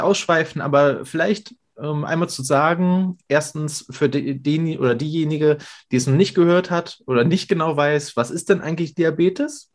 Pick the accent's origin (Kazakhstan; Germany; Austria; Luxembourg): Germany; Hamburg; moved away; also born or lived in Spandau, Berlin; gebürtiger Hamburger. Habe ich nicht immer in Hamburg gelebt, sondern auch äh, jahrelang in Spandau.